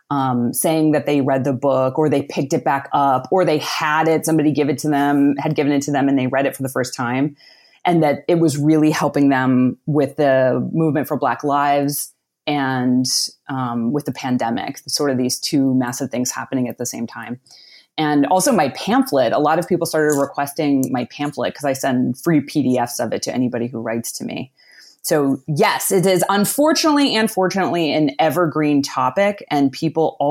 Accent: outside of Pittsburgh, Pennsylvania, United States; I grew up outside of Pittsburgh, Pennsylvania, in a small working class town.

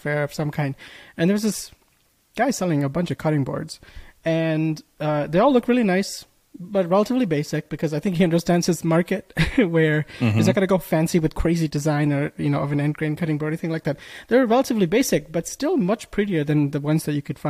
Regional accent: Bangladesh; now in United States; I was born in Bangladesh

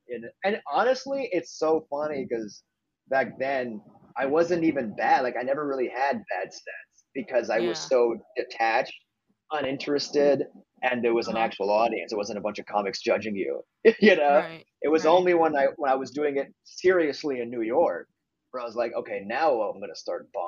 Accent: Montreal, Quebec, Canada; moved away as an adult; I'm from Montreal, Canada

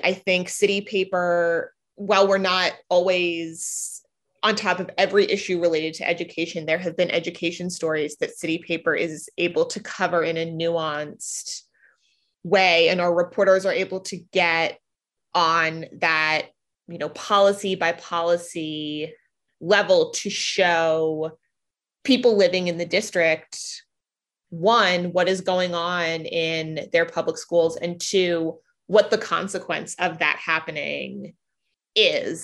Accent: Silver Spring, Maryland, United States; also born or lived in Boston; now in Washington, D.C., United States; I hail from just outside Washington, D.C. I'm from Silver Spring, Maryland, and read the city paper in high school

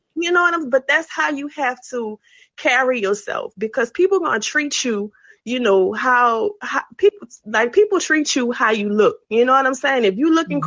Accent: New Orleans, Louisiana, United States; now in Houston, United States; I'm calling from Houston. Um, I'm originally from New Orleans

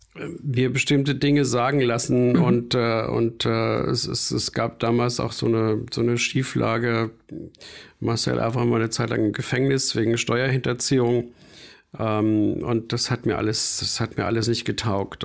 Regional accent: rural Bavaria, Germany; moved away; also born or lived in Frankfurt / Munich; Ich bin auf dem bayerischen, wirklich auf dem Plattenland aufgewachsen

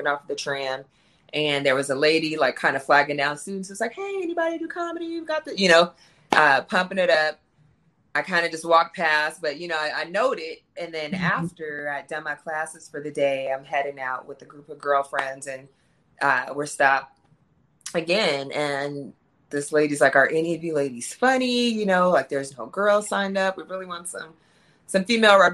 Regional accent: San Diego, California, United States; my hometown, San Diego

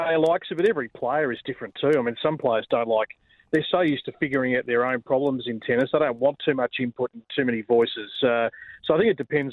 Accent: Australia; us as Australian tennis fans

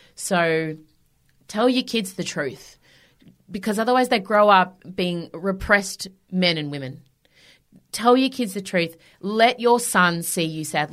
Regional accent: Melbourne, Victoria, Australia; I've sold out Hamer Hall in my hometown

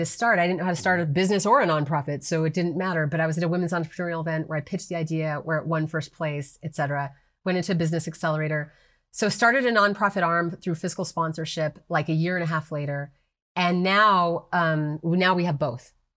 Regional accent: New Mexico, United States; moved away; I moved back to New Mexico, which is my home state

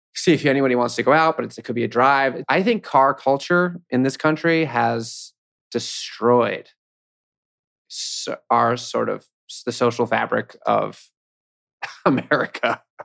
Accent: New York City, New York, United States; also born or lived in Williamsburg, Brooklyn; I grew up in Manhattan, so, I mean, I'm a, I'm a local.

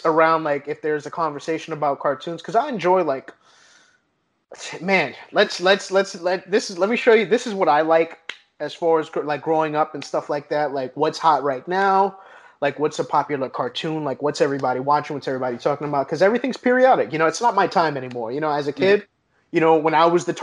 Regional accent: New York City, New York, United States; moved away; growing up in New York

